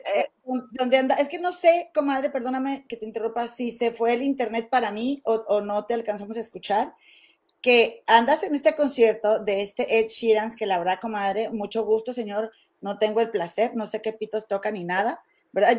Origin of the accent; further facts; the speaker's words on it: Monterrey, Nuevo León, Mexico; now in Chicago, United States; nosotros, somos de Monterrey